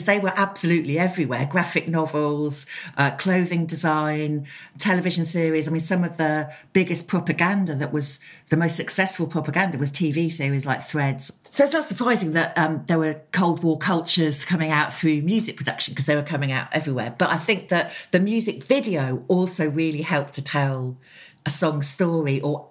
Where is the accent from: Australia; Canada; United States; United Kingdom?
United Kingdom; Oxford, South East England; I grew up in Oxford, which is just near to Upper Heyford and Greenham Common.